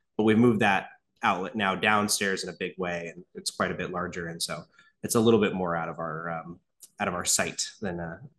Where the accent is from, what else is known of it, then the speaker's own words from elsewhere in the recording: Portland, Oregon, United States; We are from Portland, Oregon, believe it or not.